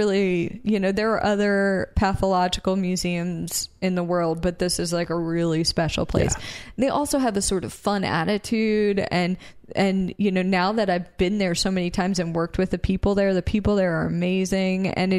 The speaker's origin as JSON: {"language": "English", "town": "Philadelphia", "region": "Pennsylvania", "country": "United States", "said": "So we mentioned we're from Philadelphia area, right?"}